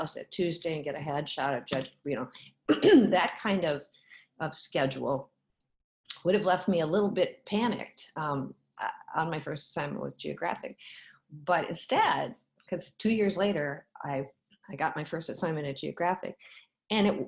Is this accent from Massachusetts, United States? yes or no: no; Minneapolis, Minnesota, United States; moved away as an adult; I grew up in Minneapolis